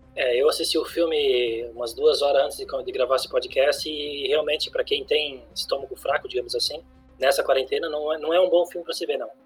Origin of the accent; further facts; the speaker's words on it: Brazil; eu tô me defendendo como brasileiro